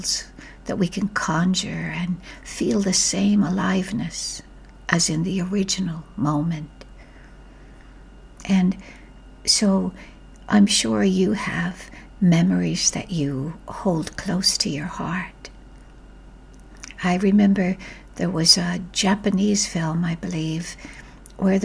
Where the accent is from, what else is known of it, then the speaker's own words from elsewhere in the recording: Ireland; my childhood growing up in Ireland